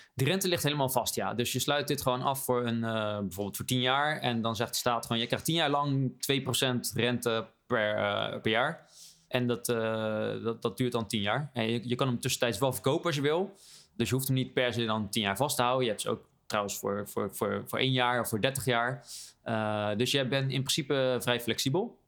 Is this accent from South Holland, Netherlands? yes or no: yes; Rotterdam, South Holland, Netherlands; als Rotterdammer